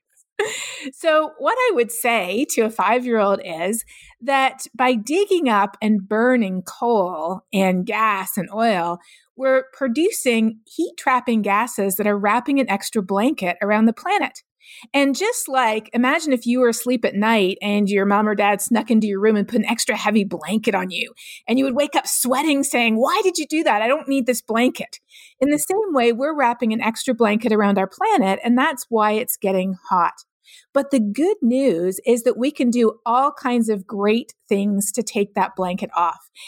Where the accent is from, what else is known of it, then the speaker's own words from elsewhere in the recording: Canada; moved away as an adult; now in United States; growing up in Canada.